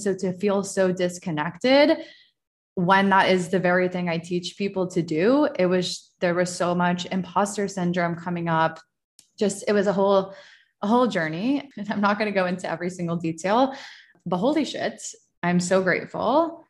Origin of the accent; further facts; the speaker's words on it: Virginia, United States; born there; It's also very interesting that I live in Virginia and I was born in Virginia and I'm like back where I was close to where I was born.